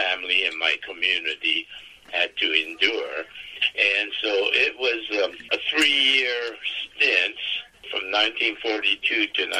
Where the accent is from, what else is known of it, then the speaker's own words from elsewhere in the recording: San Francisco, California, United States; I hail from San Francisco. And since I was 5 years old, I always had the desire to become a cartoonist